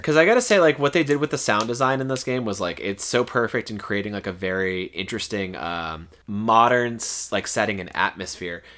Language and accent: English; Florida, United States; born or raised there